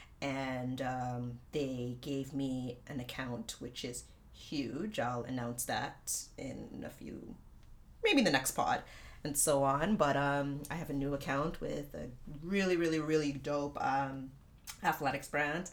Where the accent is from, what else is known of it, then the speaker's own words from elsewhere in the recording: Markham, Ontario, Canada; my hometown, Markham